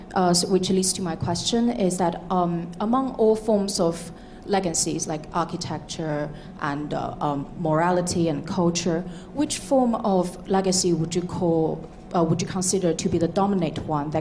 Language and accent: English; China; moved away; I am from China, a country with 5,000 years of history.